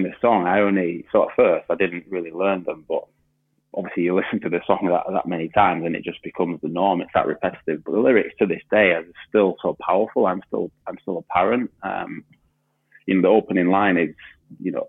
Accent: Huddersfield, Yorkshire and the Humber, United Kingdom; I grew up in Huddersfield

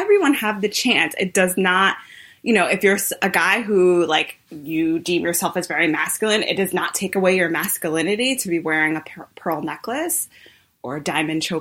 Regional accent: New York, United States; I am such a New Yorker. I've never lived anywhere else.

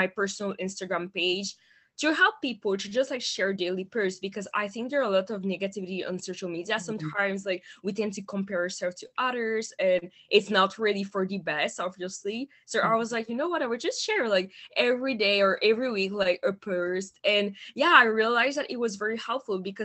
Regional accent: Montreal, Quebec, Canada; English is a second language; I am originally from Montreal in Canada

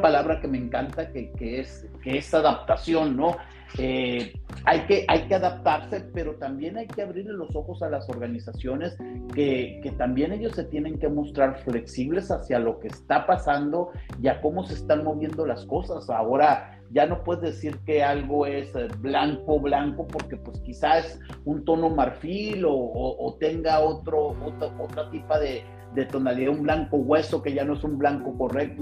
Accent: Tijuana, Baja California, Mexico; moved away as an adult; now in Spain; soy un, un tijuanense

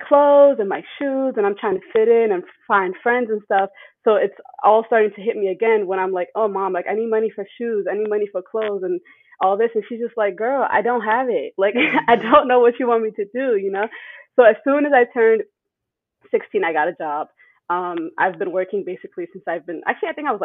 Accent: United States; also born or lived in Germany / Ethiopia (parents); I moved to the U.S. when I was about 9

